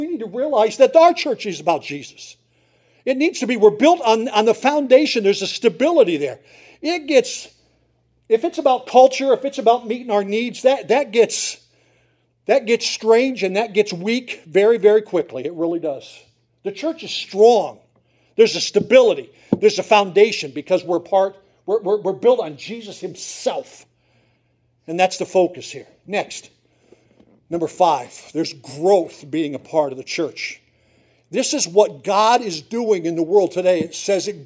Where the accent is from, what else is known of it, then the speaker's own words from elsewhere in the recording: Susquehanna County, northeastern Pennsylvania, United States; I grew up in Susquehanna County